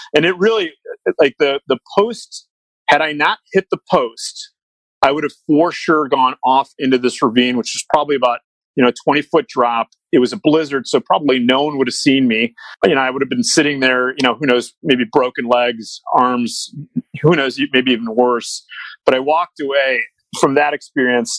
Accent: Chicago, Illinois, United States; I grew up in Chicago

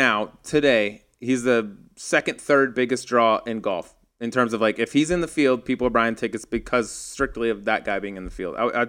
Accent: Arkansas, United States; I was born in Arkansas.

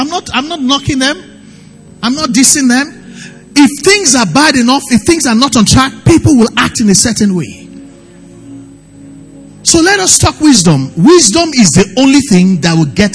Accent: Nigeria; life as a Nigerian

